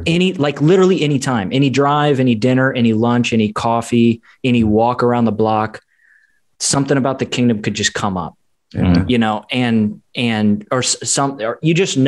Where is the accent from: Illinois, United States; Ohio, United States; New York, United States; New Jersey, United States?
Illinois, United States; Chicago; also born or lived in St. Louis; now in Tampa, United States; I'm also from Chicago area